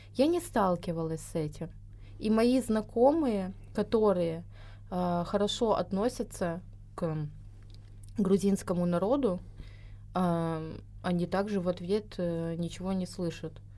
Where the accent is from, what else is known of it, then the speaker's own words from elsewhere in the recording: a stanitsa in Krasnodar Krai, Russia; moved away as an adult; now in Georgia; родилась в Станице в Краснодарском крае